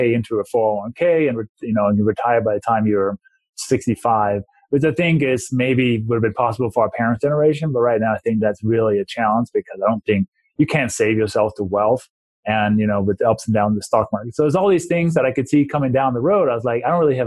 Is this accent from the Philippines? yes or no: no; Denmark; English is a second language; moved away as an adult; also born or lived in London, England / Maryland / New Mexico; now in Colorado, United States; I was born and raised in Denmark and moved to the U.S.